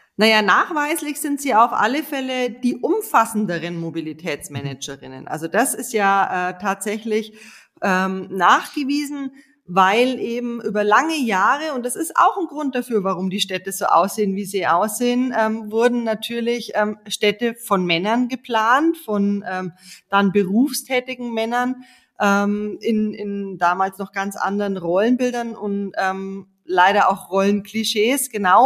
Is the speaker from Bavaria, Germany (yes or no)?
yes; Munich, Bavaria, Germany; bei uns in München